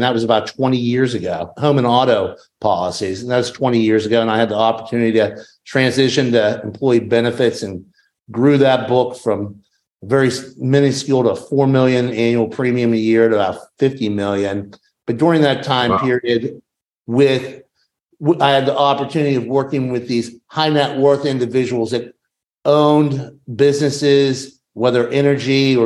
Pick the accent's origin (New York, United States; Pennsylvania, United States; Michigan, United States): Pennsylvania, United States; Kittanning; moved away as an adult; also born or lived in Switzerland / Virginia; I grew up in a smaller town outside of Pittsburgh